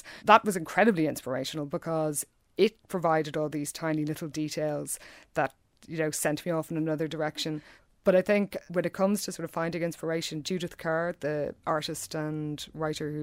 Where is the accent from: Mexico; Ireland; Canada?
Ireland; Dublin, Leinster; I'm a writer from Dublin